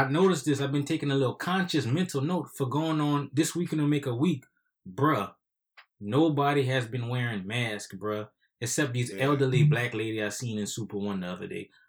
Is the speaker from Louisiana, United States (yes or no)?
yes; Louisiana, United States; we are from Louisiana.